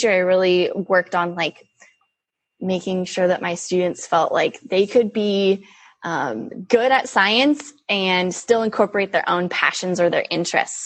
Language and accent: English; California, United States; So I am born and raised in California. I still live here in Northern California